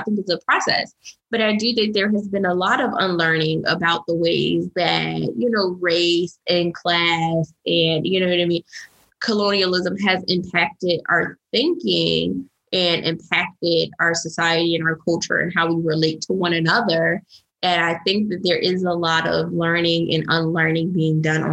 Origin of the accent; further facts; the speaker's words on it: United States; being Black and being American, like living in this country